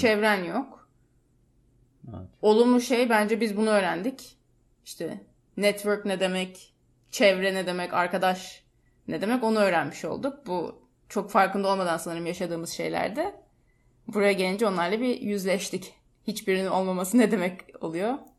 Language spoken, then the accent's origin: Turkish; Istanbul, Turkey; moved away as an adult; ben İstanbul'da büyüdüm.